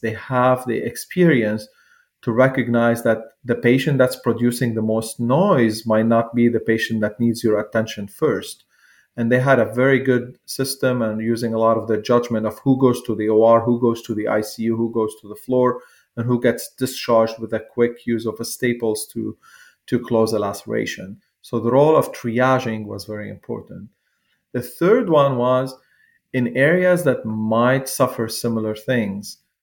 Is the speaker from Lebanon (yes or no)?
yes; Lebanon; moved away as an adult; now in United States; I grew up there until I was 25 years old